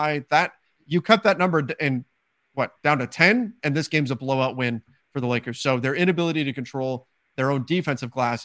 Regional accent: California, United States; I was also born and raised in California

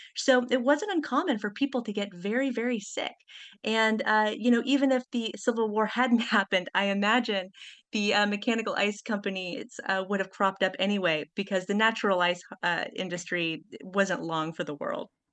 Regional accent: Kansas, United States; now in New Haven, United States; I was visiting family in my hometown of Kansas

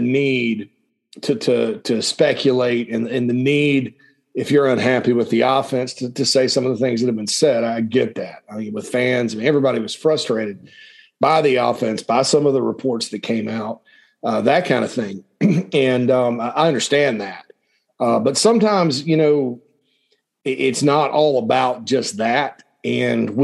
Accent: upstate South Carolina, United States; moved away as an adult; also born or lived in Gainesville, Georgia / Nashville, Tennessee; I grew up in South Carolina. I love the state.

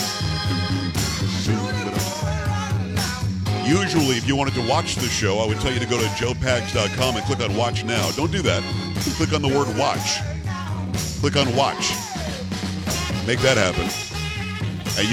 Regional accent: Florida, United States; moved away; I grew up in Florida

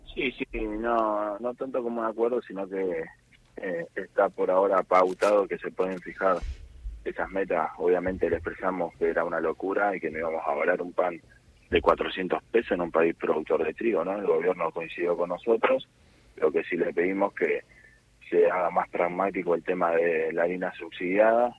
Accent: Avellaneda, Buenos Aires Province, Argentina; born or raised there

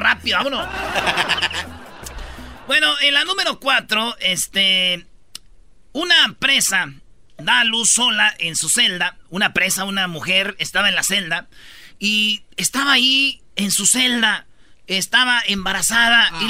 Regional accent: Mexico; somos los papás mexicanos

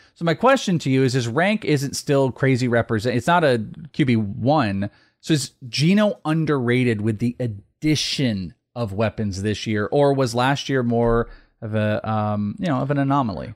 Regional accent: Bay Area, California, United States; now in Arizona, United States; I'm from the Bay Area. I live here

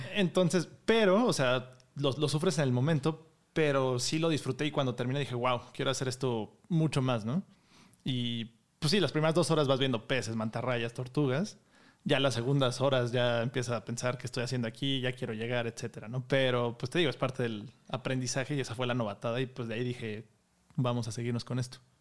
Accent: Mexico; Y soy el mexicano número 39

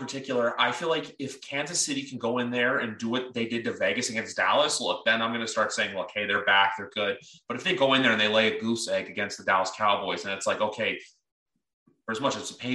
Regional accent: Canada; as a Canadian

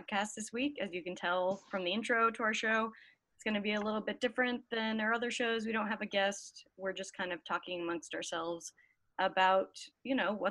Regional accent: Salt Lake City, Utah, United States; moved away as an adult; also born or lived in Sacramento, California; now in Los Angeles, United States; I grew up in Salt Lake City, so as we yeah. can imagine, very, very white

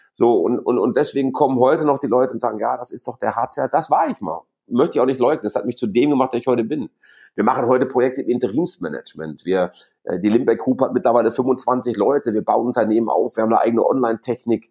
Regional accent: Gelsenkirchen, North Rhine-Westphalia, Germany; moved away as an adult; also born or lived in Essen / Frankfurt; Wir, wir hier im Ruhrgebiet, ich bin in Essen geboren, mhm. auf Schalke groß geworden

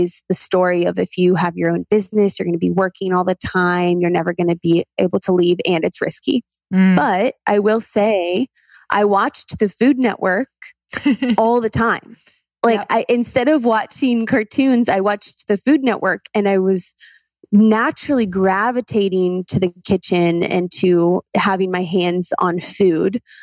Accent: Ohio, United States; I am originally from Ohio

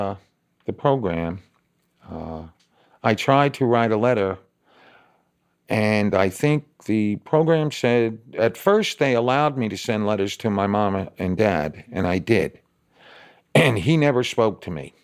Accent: New York, United States; moved away as an adult; also born or lived in Oklahoma City / Dallas / South Carolina / Austin; now in Indianapolis, United States; I'm from New York

